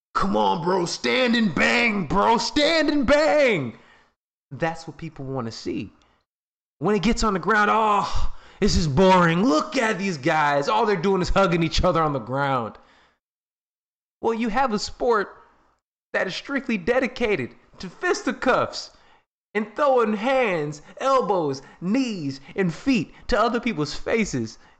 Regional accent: Chicago, Illinois, United States; I'm from Chicago

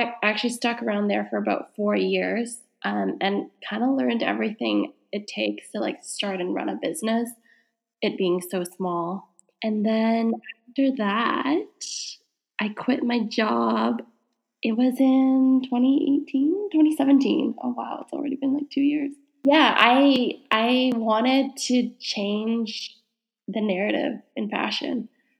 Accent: Canada; being Canadian and then moving out there looking for work.

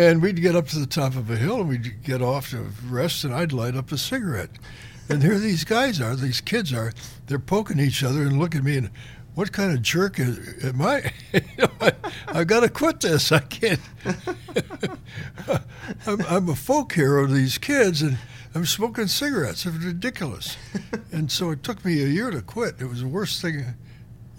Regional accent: Cleveland, Ohio, United States; moved away; I grew up in Cleveland

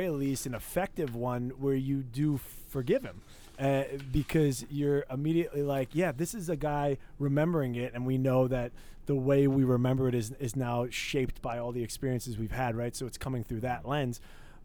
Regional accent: Langhorne, Pennsylvania, United States; moved away; also born or lived in New York City; I'm from Langhorne, Pennsylvania

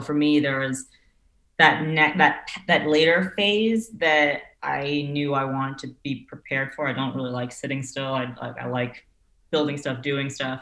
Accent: New York City, New York, United States; I grew up on the Upper West Side, so okay. it was about half a block from Central Park, um, and like walked to school and everything. So yeah, yeah. like in New York City.

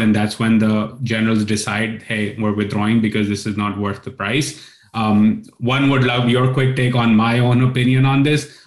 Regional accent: Pakistan; I grew up in Pakistan listening to sermons

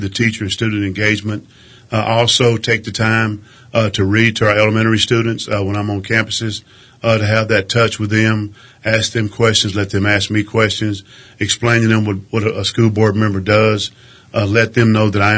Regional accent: Crane, Texas, United States; also born or lived in Alpine, Texas / Midland, Texas; I was born and raised in Crane, Texas, which is about 45 miles to the south and west of Midland. I grew up in Crane

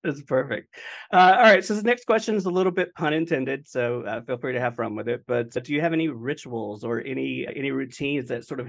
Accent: Mount Airy, North Carolina, United States; also born or lived in Winston-Salem, North Carolina; I'm originally from Winston-Salem, North Carolina.

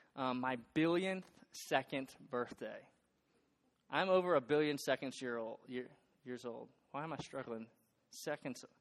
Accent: north shore of Lake Pontchartrain, outside New Orleans, South Louisiana, United States; moved away as an adult; now in Boone, United States; I'm from South Louisiana. I'm from right outside New Orleans. And where I live, my hometown, is on the north shore of a massive lake called Lake Pontchartrain

